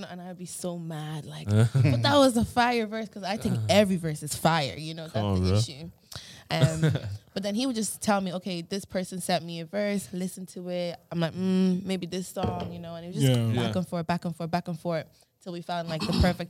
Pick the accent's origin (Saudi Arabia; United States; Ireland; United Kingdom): Ireland; Drogheda, Leinster; I'm from Drogheda.